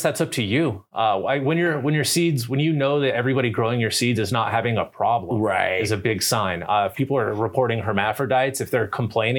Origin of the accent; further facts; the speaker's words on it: Colorado, United States; Like, I'm from Colorado. Here's my weed. I'm proud.